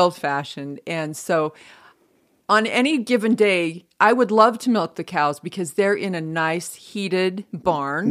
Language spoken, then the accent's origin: English; Franklin, Idaho, United States; moved away; I'm from Franklin, Idaho, population two hundred and two